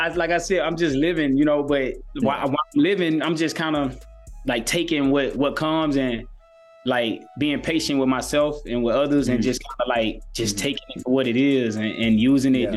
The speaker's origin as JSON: {"language": "English", "region": "Louisiana", "country": "United States", "tie": "born or raised there", "said": "I'm from Louisiana, born and raised in Louisiana"}